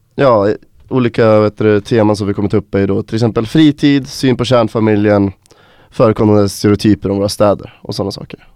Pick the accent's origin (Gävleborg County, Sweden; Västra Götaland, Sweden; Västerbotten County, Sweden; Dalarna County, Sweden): Gävleborg County, Sweden; Gävle; now in Umeå, Sweden; jag kommer från Gävle